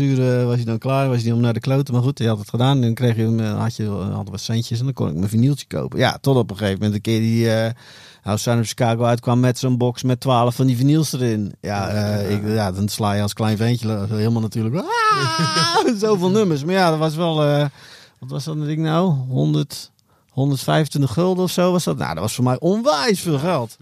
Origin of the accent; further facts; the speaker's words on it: Alblasserdam, South Holland, Netherlands; moved away as an adult; also born or lived in Dordrecht / Kinderdijk; now in The Hague, Netherlands; Oorspronkelijk uit Alblasserdam, maar voor de meeste mensen kom ik uit Dordrecht